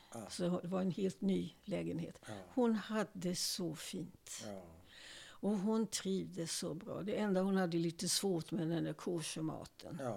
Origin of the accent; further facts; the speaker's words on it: Sweden; Nej. Jag, jag är nog mest svensk.